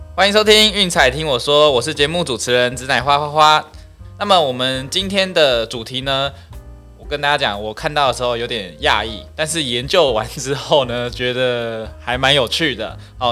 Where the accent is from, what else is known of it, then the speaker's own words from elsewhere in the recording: Taiwan; 我们台湾人